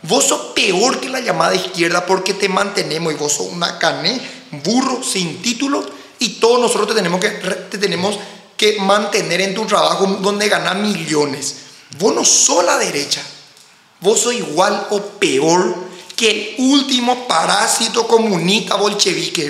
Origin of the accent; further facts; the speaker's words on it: Paraguay; also born or lived in United States; como paraguayo